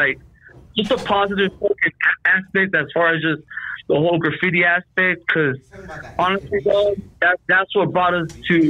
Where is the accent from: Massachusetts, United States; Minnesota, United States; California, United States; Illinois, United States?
California, United States; El Monte; Well, all my family's from Rockwood. I'm from Monte.